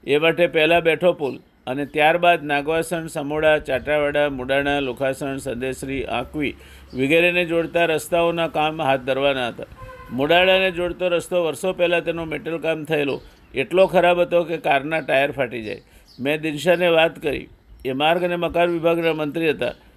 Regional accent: Siddhpur, Gujarat, India; હું જેની ધૂળમાં રમીને મોટો થયો જ્યાં મારું બાળપણ વીત્યું હાઈસ્કૂલ સુધીનું શિક્ષણ મેળવ્યું તે સિદ્ધપુર મારું વતન

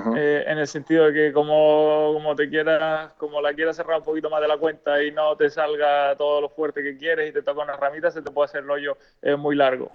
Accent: Spain; como buen español

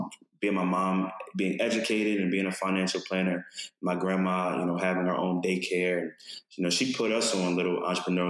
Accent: Baltimore, Maryland, United States; I grew up in Baltimore, Maryland

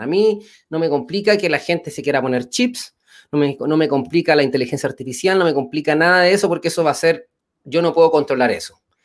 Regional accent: Chile; now in Mexico

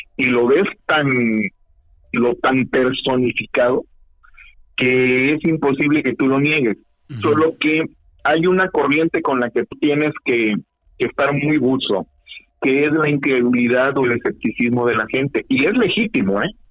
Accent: Mexico; yo soy mexicano, nacido aquí

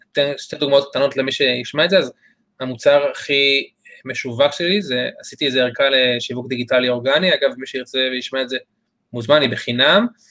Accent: Re'im, Southern District, Israel; אני במקור מקיבוץ רעים

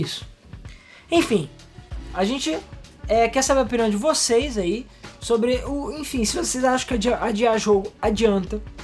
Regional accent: Brazil; a gente é brasileiro

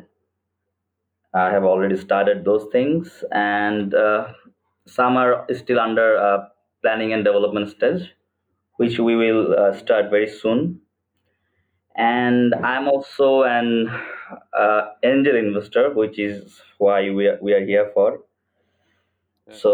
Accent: Chittagong, Chittagong Division, Bangladesh; now in Dhaka, Bangladesh; I was born in Chittagong, a city in Bangladesh

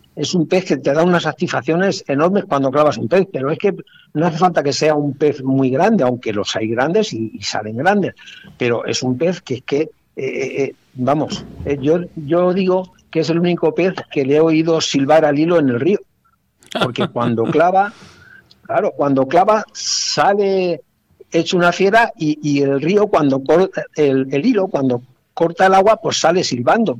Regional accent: province of Cuenca, Castilla-La Mancha, Spain; mi tierra, en, la provincia de Cuenca

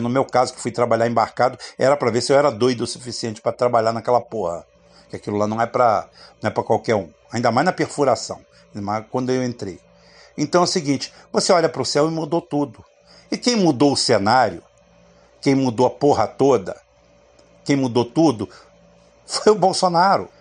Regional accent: Barbacena, Minas Gerais, Brazil; quando era criança pequena lá em Barbacena

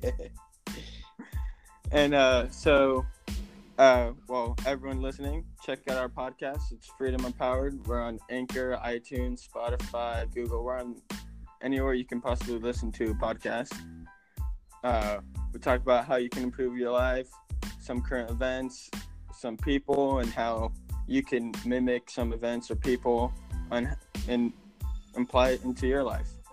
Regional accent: California, United States; now in Virginia, United States; we're originally from California

